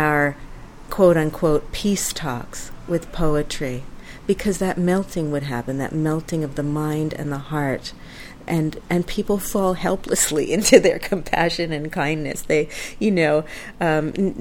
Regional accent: United States; my home country, America

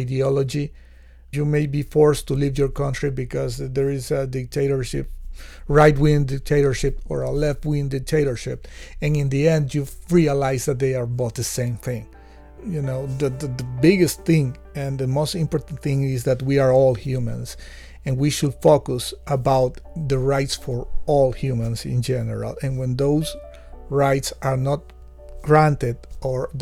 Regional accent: Nicaragua; I come from Nicaragua

